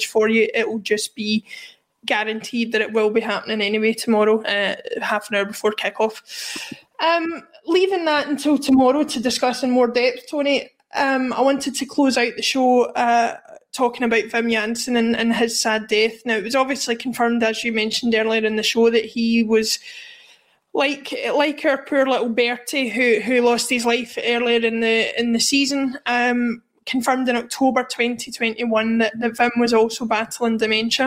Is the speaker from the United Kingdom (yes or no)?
yes; Glasgow, Scotland, United Kingdom; growing up in Glasgow at the time